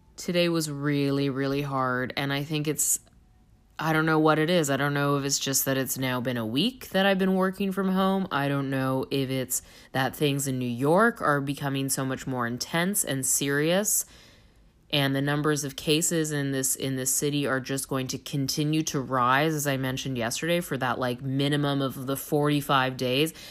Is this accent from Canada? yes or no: yes; Toronto, Ontario, Canada; I'm from Toronto.